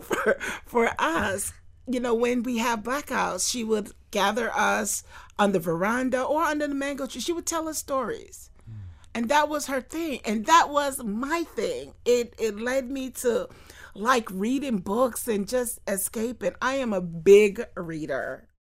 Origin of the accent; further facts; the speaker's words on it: Fort Lauderdale, Florida, United States; I grew up in Fort Lauderdale